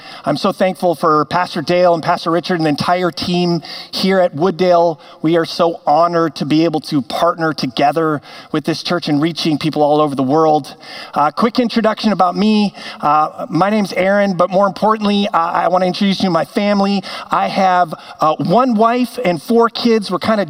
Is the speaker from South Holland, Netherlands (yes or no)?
no; Amsterdam, North Holland, Netherlands; now in Minnetonka, United States; because I was born and raised in Amsterdam. My parents were missionaries there, and they had a real heart to reach the young people of that city who would not walk into a church.